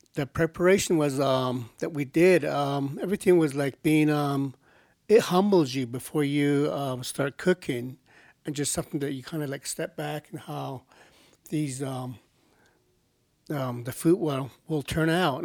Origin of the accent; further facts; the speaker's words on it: Pinyon, Arizona, United States; I'm from a place called Pinyon, Arizona